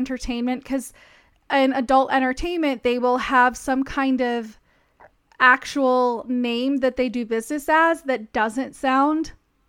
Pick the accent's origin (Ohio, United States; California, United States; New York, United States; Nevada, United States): Nevada, United States; Las Vegas; I'm from Vegas.